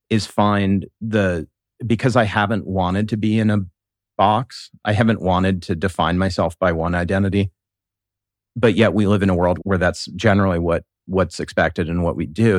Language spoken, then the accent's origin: English; Columbus, Ohio, United States; I was born and raised here in Columbus